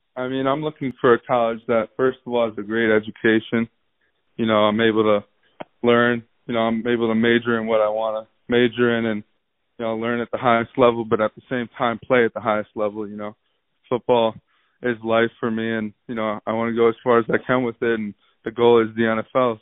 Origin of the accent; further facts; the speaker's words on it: New York, United States; I'm from New York and – I gotta stay true to where I'm from.